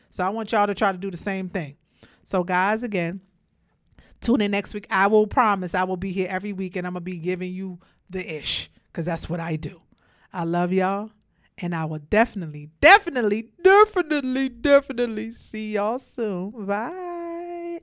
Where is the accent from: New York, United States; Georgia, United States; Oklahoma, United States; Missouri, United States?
New York, United States; Brooklyn; I came from Brooklyn. I came from the projects. I had a rough life myself growing up